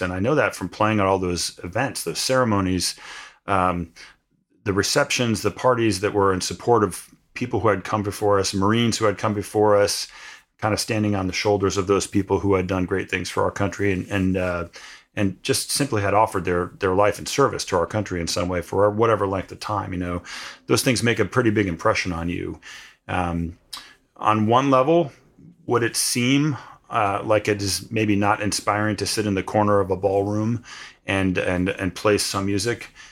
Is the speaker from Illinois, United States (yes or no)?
no; New Jersey, United States; where I grew up in New Jersey